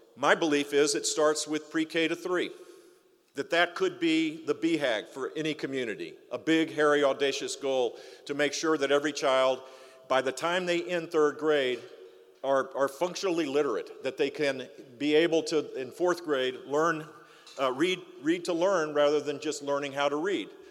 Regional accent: Broward County / just south of here, Florida, United States; Broward County, my, home, my hometown, in, in, just south of here

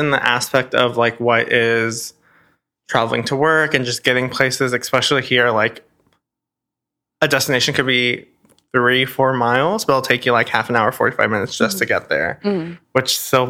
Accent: Chicago, Illinois, United States; also born or lived in Fort Worth, Texas / Arkansas; now in Los Angeles, United States; born and raised in Chicago, living in Fort Worth and DFW, and then like going to the University of Arkansas

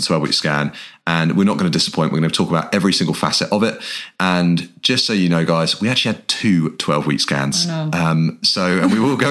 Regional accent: England, United Kingdom; We're an English guy and an Irish girl

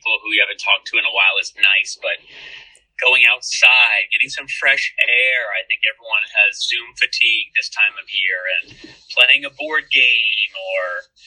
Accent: New York, United States; now in Montgomery County, United States; I grew up in New York

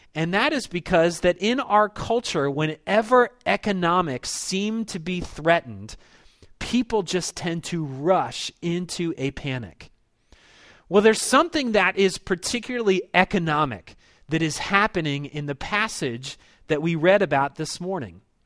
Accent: Baltimore, Maryland, United States; I was this kid that was born and raised in Baltimore

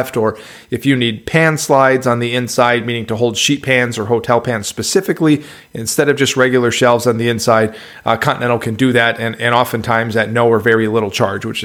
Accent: Midwest, United States; You've got some twang coming from someone that was born and raised in the Midwest

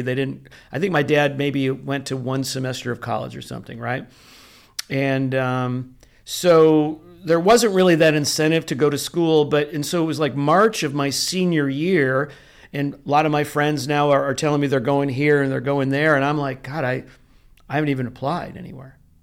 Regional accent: Rochester, New York, United States; moved away as an adult; also born or lived in Greece, New York / Canandaigua, New York / Orange County, California; now in San Diego, United States; born in Rochester, New York

